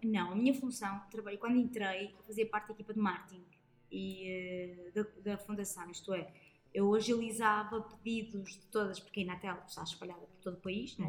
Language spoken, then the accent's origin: Portuguese; Lousada, Norte, Portugal; moved away as an adult; also born or lived in Vila Real; now in Lisbon, Portugal; eu nasci em Lousada, parte de Figueiras, numa aldeia